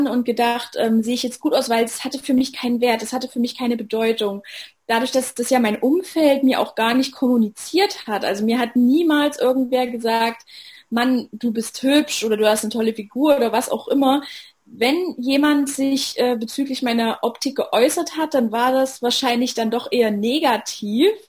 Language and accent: German; Saxony, Germany; Ich bin 25 Jahre alt. Ich komme aus der Nähe von Leipzig. Ich bin die amtierende Miss Sachsen